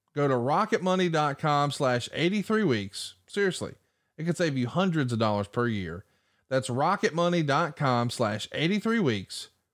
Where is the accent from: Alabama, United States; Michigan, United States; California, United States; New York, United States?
Alabama, United States; I'm from Alabama